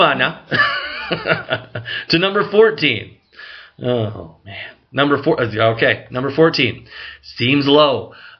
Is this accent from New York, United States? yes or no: yes; Syracuse, New York, United States; we grew up in Syracuse